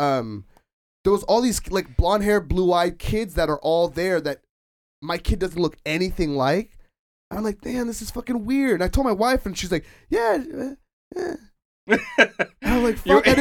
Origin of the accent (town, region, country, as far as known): Anaheim, California, United States; born or raised there